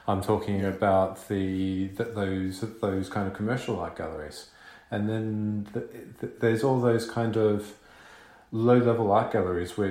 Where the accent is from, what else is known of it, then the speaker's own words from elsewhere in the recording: Melbourne, Victoria, Australia; moved away; also born or lived in London; I grew up in Melbourne